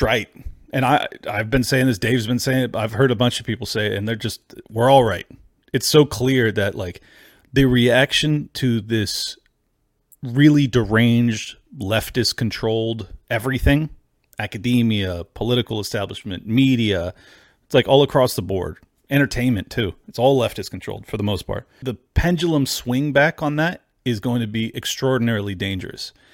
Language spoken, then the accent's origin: English; United States; as an American